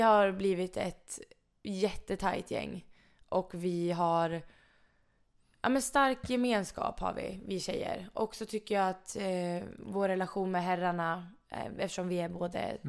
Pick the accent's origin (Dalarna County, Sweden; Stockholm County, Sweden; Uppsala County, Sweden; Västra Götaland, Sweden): Dalarna County, Sweden; Mora; moved away as an adult; now in Karlstad, Sweden; jag är jättenöjd med min uppväxt i Mora